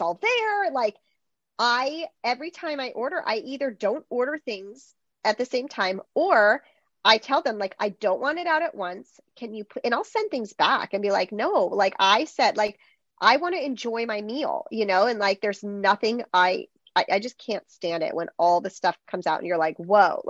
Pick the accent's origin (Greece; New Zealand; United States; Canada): Greece; English is a second language; I'm from Greece and in Greece, like mealtimes last for like hours for sure. Like every time when we go back, it's like mealtime is like a drawn out thing.